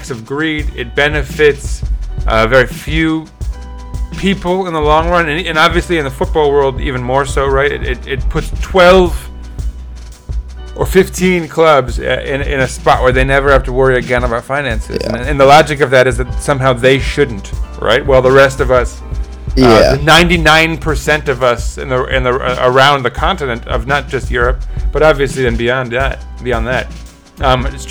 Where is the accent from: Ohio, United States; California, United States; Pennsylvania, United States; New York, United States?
New York, United States; As a New Yorker